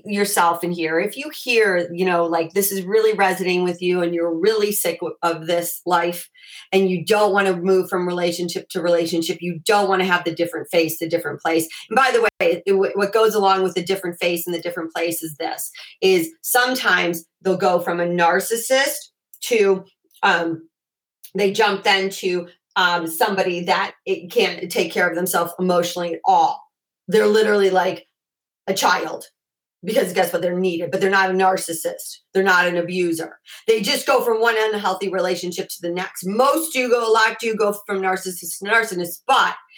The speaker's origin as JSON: {"language": "English", "town": "Chicago", "region": "Illinois", "country": "United States", "tie": "born or raised there", "said": "I grew up in Chicago and we have basements in Chicago"}